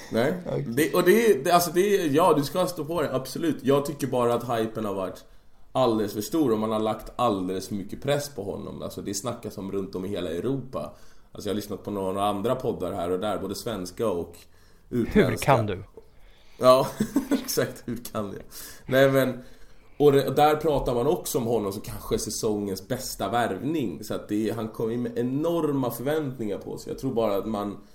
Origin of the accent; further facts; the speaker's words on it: Sweden; I och jag är svensk